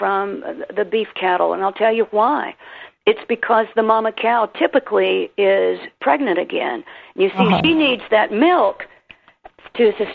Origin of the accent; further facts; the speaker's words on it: South Carolina and Tennessee, United States; accent: Southern; I'm a Southern girl. You can hear from my accent, South Carolina and Tennessee.